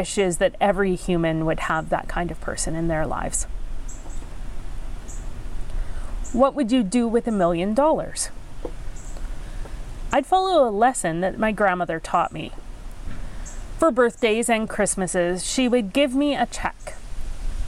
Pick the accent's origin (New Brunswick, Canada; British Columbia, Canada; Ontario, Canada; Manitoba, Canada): Ontario, Canada; Penetanguishene; first language English; I grew up on Georgian Bay in the town of Penetang